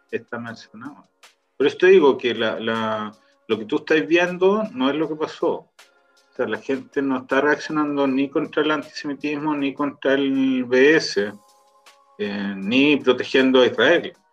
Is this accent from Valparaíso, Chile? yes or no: yes; Viña del Mar, Valparaíso, Chile; Mira, quizá, quizá a nivel regional, uno que es de Viña, nosotros que somos de Viña